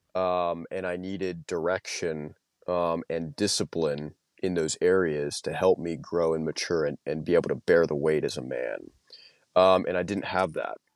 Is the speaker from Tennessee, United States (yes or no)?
no; Louisiana, United States; moved away as an adult; now in Moscow, Idaho, United States; I was from Louisiana. That's where I went back home to after I got out of the Marine Corps